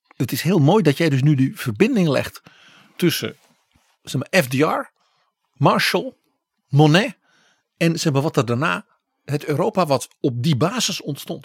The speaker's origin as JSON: {"language": "Dutch", "country": "Netherlands", "said": "als Nederlander"}